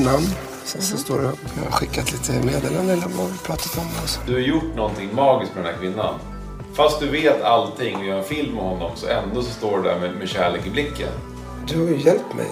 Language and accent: Swedish; Lidingö, Stockholm County, Sweden; Jag är ju från Lidingö själv